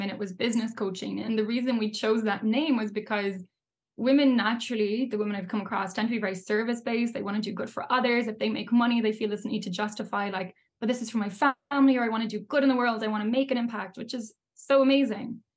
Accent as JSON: {"language": "English", "country": "Ireland", "tie": "born or raised there", "said": "yeah absolutely i mean you'll know as well, like growing up in Ireland, but like growing up anywhere, the whole topic of money is such a taboo."}